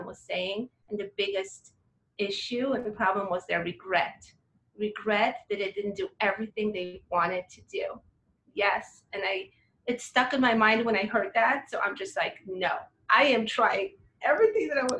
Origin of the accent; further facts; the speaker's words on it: Poland; now in United States; I was raised in Poland